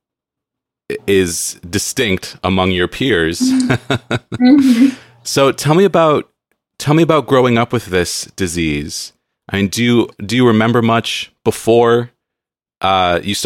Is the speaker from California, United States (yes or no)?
yes; San Diego, California, United States; moved away as an adult; now in Seattle, United States; I grew up in San Diego and I miss it